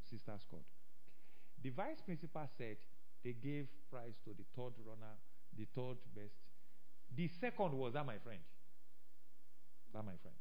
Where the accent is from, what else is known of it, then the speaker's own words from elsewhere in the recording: Ile-Ife, Osun, Nigeria; I came from Ife